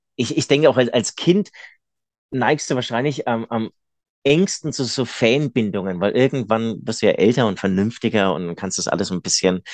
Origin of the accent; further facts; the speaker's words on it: Munich, Bavaria, Germany; ich komme ja aus München